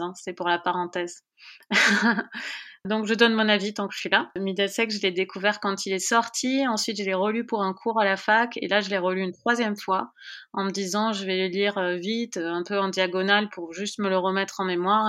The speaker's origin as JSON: {"language": "French", "country": "France", "said": "en tant que Française"}